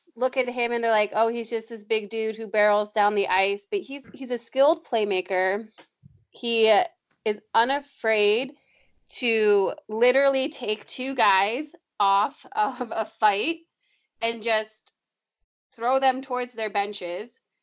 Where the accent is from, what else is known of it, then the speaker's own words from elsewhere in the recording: Lyons, Illinois, United States; moved away; my hometown of Lyons, Illinois